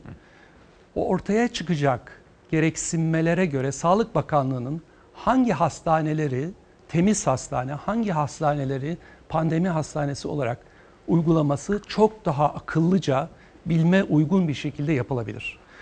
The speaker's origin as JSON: {"language": "Turkish", "region": "Eskişehir", "country": "Turkey", "said": "Eskişehirliyim ben"}